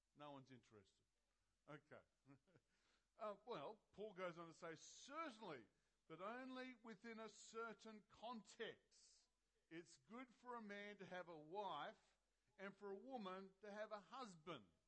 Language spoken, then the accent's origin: English; Australia; I'm an Aussie, even though I'm wearing pink, you know. I'm an Aussie.